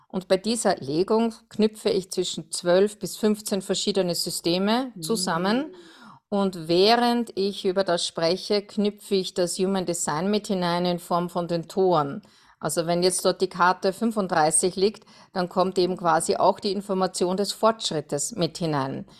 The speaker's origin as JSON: {"language": "German", "town": "Perchtoldsdorf", "region": "Lower Austria", "country": "Austria", "said": "ich komme aus Berchtoldsdorf, das ist am Südrand von Wien in Österreich"}